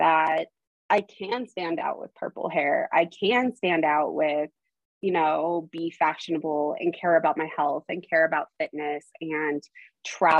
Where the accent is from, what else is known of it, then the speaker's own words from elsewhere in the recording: Idaho, United States; also born or lived in Arizona; I was born in Arizona, and at the age of 8, I moved to Idaho.